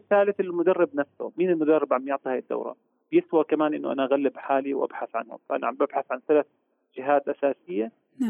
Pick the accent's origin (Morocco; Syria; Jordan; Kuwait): Jordan; عندنا في الاردن